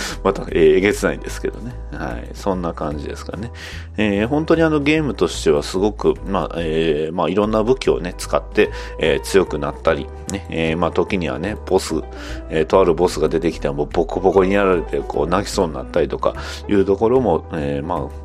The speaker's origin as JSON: {"language": "Japanese", "region": "Kansai", "country": "Japan", "accent": "Kansai dialect", "said": "関西弁出ま出ました"}